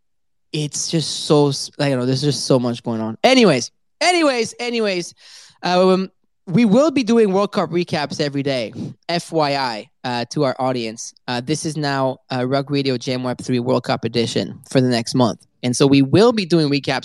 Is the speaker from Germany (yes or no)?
no; France; I am French